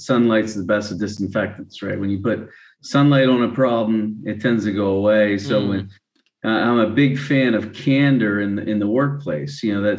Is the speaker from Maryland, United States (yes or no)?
yes; Maryland, United States; moved away; also born or lived in Chalfont, Pennsylvania; I grew up in Maryland